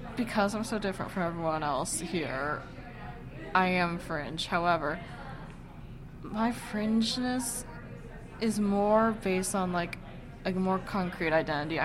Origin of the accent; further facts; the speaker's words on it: West Kentucky, United States; now in Bloomington, United States; Went to Catholic school with a bunch of white kids from West Kentucky.